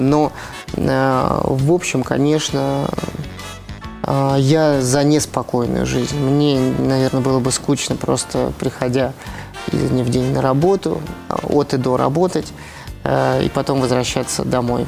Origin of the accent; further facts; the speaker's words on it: Moscow, Russia; в Москве в первую очередь, потому что всё-таки это, э, мой родной город